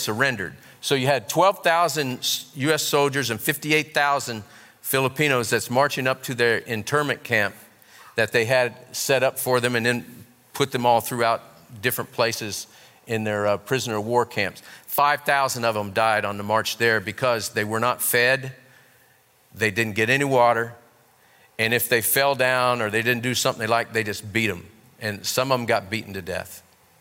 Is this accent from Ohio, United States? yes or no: yes; Ohio, United States; I grew up in Ohio